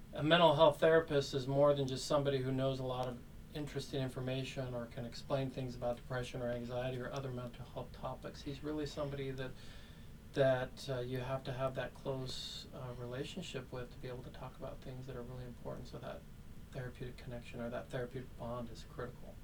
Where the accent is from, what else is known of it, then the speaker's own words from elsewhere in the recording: Meridian, Idaho, United States; I grew up in Meridian, Idaho, this small little community just outside of Boise